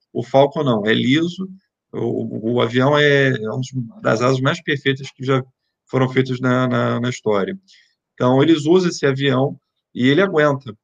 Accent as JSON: {"language": "Portuguese", "region": "Rio de Janeiro", "country": "Brazil", "moved": "yes", "said": "Eu sou, sou carioca, moro no Rio, quer dizer, morava no Rio"}